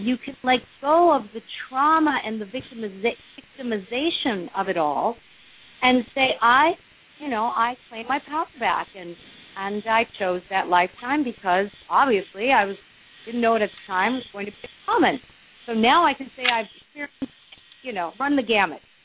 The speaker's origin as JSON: {"language": "English", "town": "Los Angeles", "region": "California", "country": "United States", "tie": "born or raised there", "said": "growing up in the Hollywood Hills"}